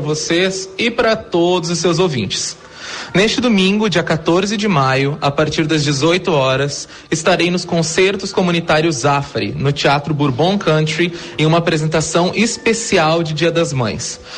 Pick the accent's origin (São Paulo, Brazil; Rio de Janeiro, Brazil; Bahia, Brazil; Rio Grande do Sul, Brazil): Rio Grande do Sul, Brazil; Eu sou gaúcho, cantor